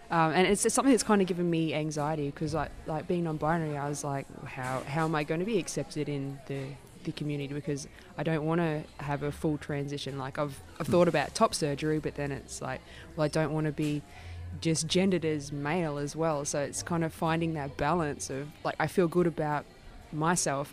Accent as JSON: {"language": "English", "region": "regional Queensland", "country": "Australia", "moved": "yes", "said": "I'm originally from regional Queensland"}